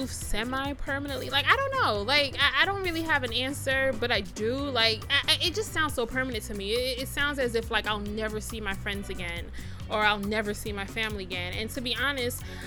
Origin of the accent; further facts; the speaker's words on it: Jamaica; also born or lived in United States; now in Ghana; I'm a 30-something year old Jamaican